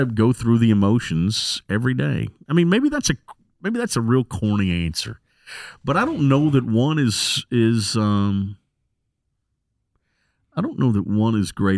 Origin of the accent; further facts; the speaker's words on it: South Carolina, United States; moved away; I grew up in South Carolina. I've been here, 23 years? But I grew up in South Carolina.